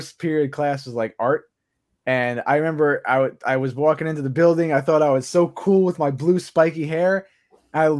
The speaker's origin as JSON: {"language": "English", "town": "Levittown", "region": "New York", "country": "United States", "tie": "born or raised there", "said": "I grew up in Levittown"}